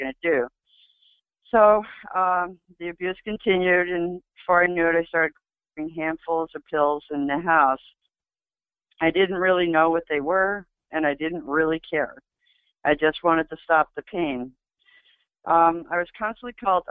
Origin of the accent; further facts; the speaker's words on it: Adirondack Mountains, New York, United States; I was born and raised in the Adirondack Mountains